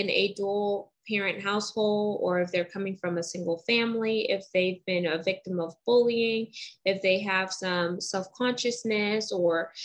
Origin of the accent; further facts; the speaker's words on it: United States; I'm very Americanized and I was born here in America.